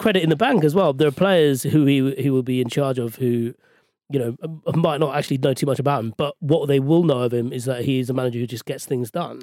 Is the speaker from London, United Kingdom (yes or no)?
yes; London, United Kingdom; I'm a West London boy. So I was born and raised in Ealing